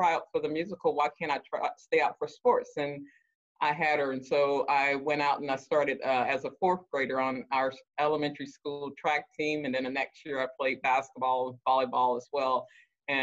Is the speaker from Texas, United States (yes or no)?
yes; Dallas, Texas, United States; I'm from Dallas, Texas